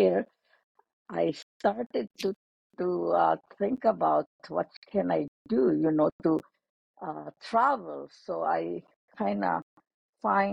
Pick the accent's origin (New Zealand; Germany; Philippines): Philippines; moved away as an adult; also born or lived in St. Louis, Missouri; now in United States; I was born in the Philippines